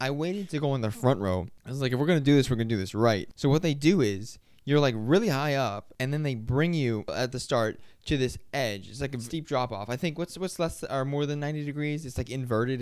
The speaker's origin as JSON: {"language": "English", "region": "Florida", "country": "United States", "said": "We're from Florida"}